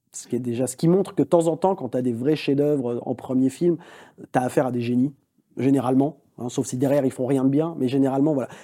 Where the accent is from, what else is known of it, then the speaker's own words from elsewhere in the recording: France; Je suis français